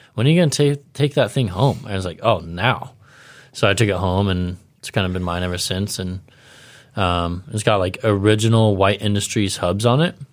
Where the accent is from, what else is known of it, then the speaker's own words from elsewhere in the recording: Ventura, California, United States; where I grew up in Ventura